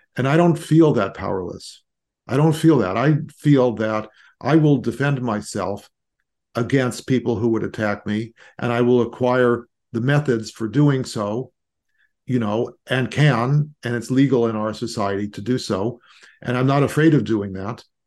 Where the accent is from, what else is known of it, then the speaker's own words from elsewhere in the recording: Los Angeles, California, United States; I grew up in Los Angeles